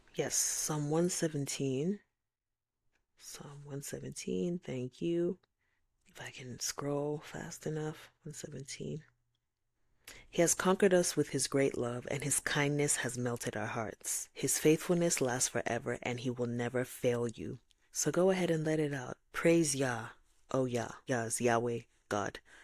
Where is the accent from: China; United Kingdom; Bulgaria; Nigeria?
Nigeria; I'm Nigerian